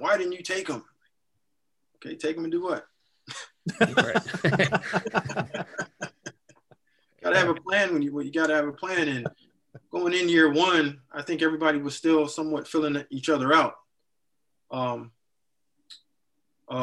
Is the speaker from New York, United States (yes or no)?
no; Burtonsville, Maryland, United States; my ninth grade year in high school